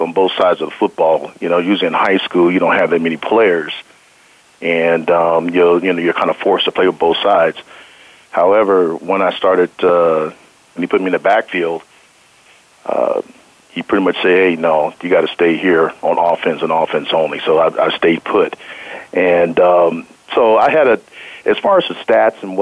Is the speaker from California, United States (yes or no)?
no; Denver, Colorado, United States; I'm from Denver, and I was born and raised